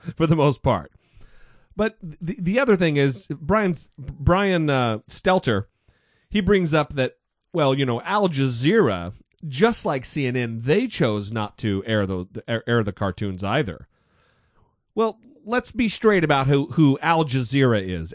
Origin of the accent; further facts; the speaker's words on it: United States; I was born in America